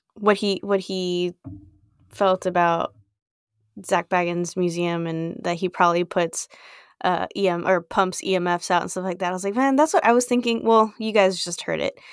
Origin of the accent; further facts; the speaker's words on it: Brownsville, Texas, United States; born and raised in Brownsville